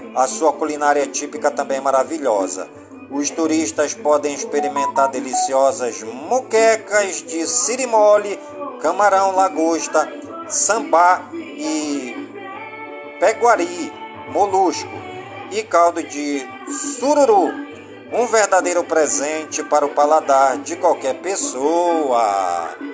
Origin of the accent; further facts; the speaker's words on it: Careiro da Várzea, Amazonas, Brazil; as comunidades do Careiro da Várzea, minha cidade natal